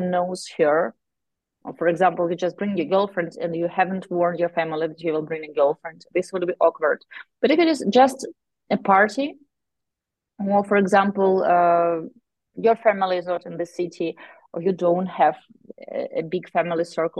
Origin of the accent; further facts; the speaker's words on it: Ukraine; we are from Ukraine.